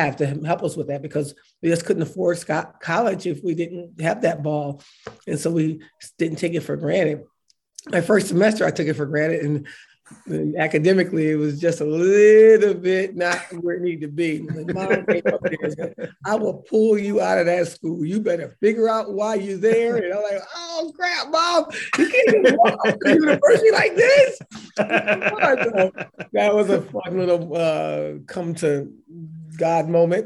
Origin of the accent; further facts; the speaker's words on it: Syracuse, New York, United States; I'm from a small town. I'm from Syracuse